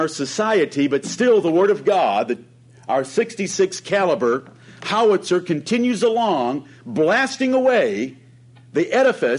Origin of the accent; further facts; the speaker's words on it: Ann Arbor, Michigan, United States; I grew up around Ann Arbor, Michigan, one of the most liberal cities in our country.